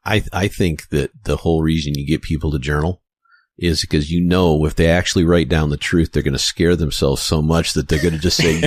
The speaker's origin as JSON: {"language": "English", "town": "Battle Creek", "region": "Michigan", "country": "United States", "tie": "born or raised there", "moved": "yes", "said": "I grew up in Battle Creek, Michigan, originally. That's where I come from. And Cereal City, right? Kellogg's basically owned that town."}